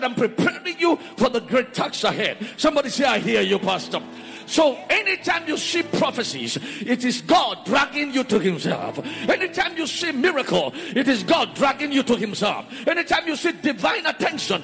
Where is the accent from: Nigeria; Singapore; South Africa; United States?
Nigeria; I come from Nigeria